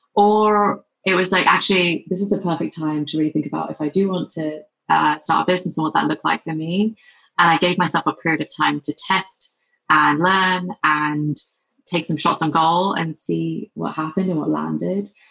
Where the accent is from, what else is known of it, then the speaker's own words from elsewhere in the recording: England, United Kingdom; accent: English; moved away as an adult; also born or lived in London; now in San Francisco, United States; despite my English accent